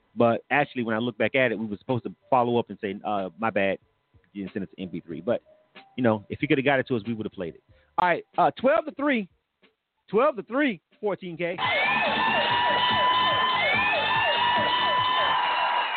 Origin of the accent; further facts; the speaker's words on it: Panama City, Florida, United States; I'm from Panama City